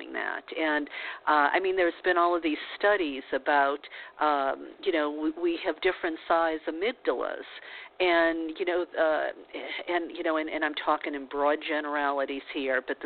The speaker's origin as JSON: {"language": "English", "region": "the South", "country": "United States", "tie": "born or raised there", "said": "I was brought up in the South"}